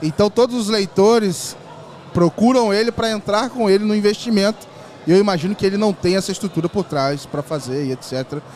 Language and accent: Portuguese; Volta Redonda, Rio de Janeiro, Brazil; moved away as an adult; now in São Paulo, Brazil; eu era, sou do Rio, de Volta Redonda